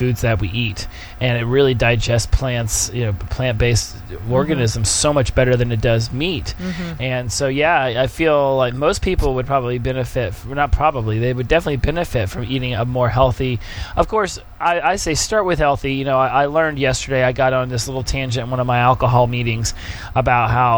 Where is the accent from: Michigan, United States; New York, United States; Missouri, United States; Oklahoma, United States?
Oklahoma, United States; moved away; we're from Oklahoma